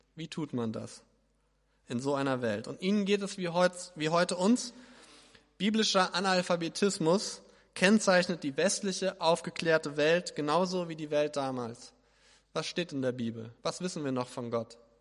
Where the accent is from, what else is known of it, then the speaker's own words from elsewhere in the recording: Hesse, Germany; ich bin Hesse